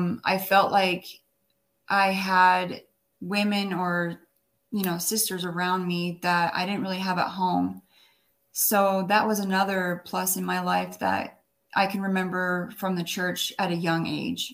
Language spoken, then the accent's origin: English; Orem, Utah, United States; also born or lived in Wyoming / New York City; we were raised in Wyoming until about 7 years old, and my mom and dad got divorced, and so we moved to Utah, and we moved to Orem and Provo area